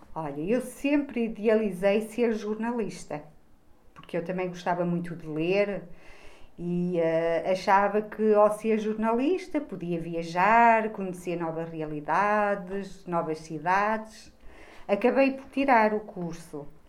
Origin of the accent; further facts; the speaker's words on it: Bragança, Norte, Portugal; now in Braga, Portugal; eu não sou daqui, uh, eu sou transmontana, sou de Bragança e, portanto, vivo em Braga